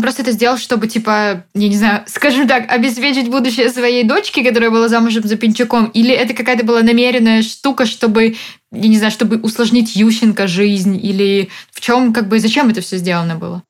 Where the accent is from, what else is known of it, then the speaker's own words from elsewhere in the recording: Odesa, Odesa Oblast, Ukraine; я как человек из Одессы, да, в нашем городе все голосовали за Януковича